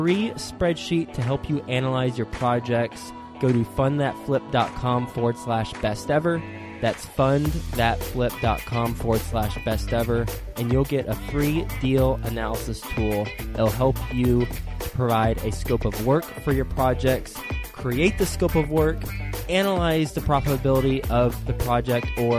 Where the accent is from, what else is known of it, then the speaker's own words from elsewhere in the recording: Fort Worth, Texas, United States; Fort Worth, Texas, my hometown.